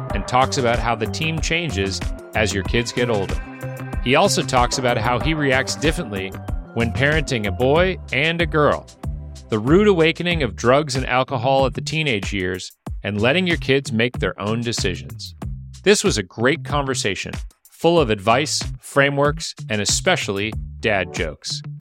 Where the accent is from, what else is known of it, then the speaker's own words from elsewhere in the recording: Michigan, United States; I'm from Michigan